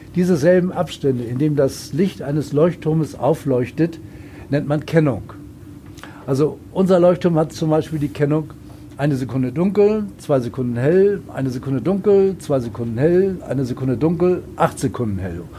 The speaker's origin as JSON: {"language": "German", "region": "Hamburg", "country": "Germany", "said": "Ich komme selbst aus Hamburg"}